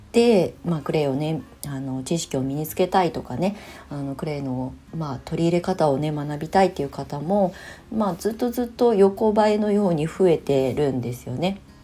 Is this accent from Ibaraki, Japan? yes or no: yes; Ibaraki, Japan; moved away; 生まれ故郷の茨城県に帰ってきて、まあ、U ターンしてきて